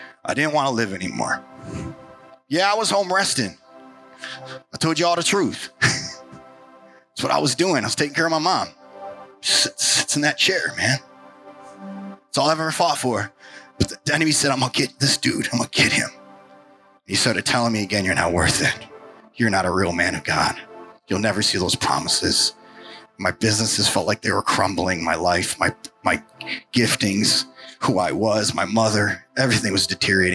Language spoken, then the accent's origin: English; New York, United States; now in Portland, United States; I'm a New Yorker